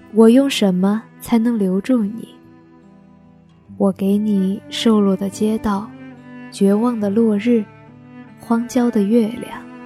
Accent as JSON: {"language": "Chinese", "town": "Guilin", "region": "Guangxi", "country": "China", "tie": "born or raised there", "said": "我在我的家乡广西桂林向你问好"}